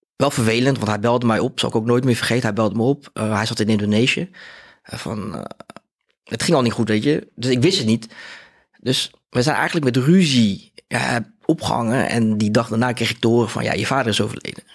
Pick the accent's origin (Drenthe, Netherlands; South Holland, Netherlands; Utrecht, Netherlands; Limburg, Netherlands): South Holland, Netherlands; Rotterdam; ik kom uit Rotterdam. Ik ben eh, eh, opgegroeid in Spangen.